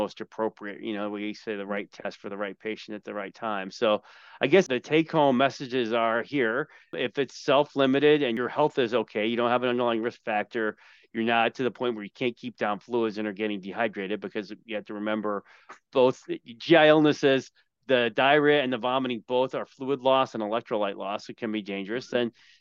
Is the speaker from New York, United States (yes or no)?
yes; Long Island, New York, United States; I grew up on Long Island